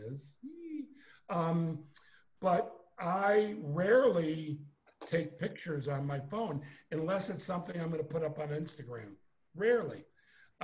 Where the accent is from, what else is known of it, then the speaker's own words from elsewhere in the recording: Chicago, Illinois, United States; moved away as an adult; also born or lived in Los Angeles; I'm from Chicago, Illinois.